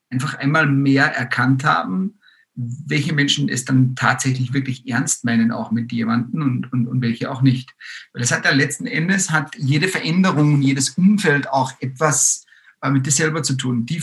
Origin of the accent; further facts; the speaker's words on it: Austria; now in Germany; Wir sind aus Österreich in äh, die Großstadt Wippesbüttel in der Nähe von Wippern also das waren mal direkt 850 Kilometer mitsamt der ganzen Family